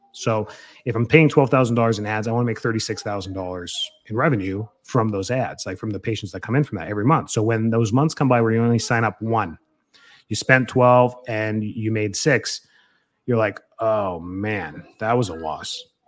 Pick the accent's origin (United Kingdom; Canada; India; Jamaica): Canada; moved away as an adult; now in Florida, United States; I'm from Canada